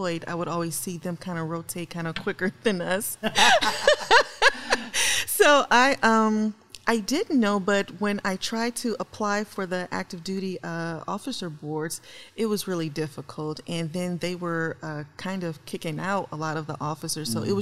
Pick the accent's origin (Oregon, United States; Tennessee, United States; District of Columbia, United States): Tennessee, United States; Memphis; moved away; also born or lived in St. Louis, Missouri; Originally, I'm from Memphis, Tennessee.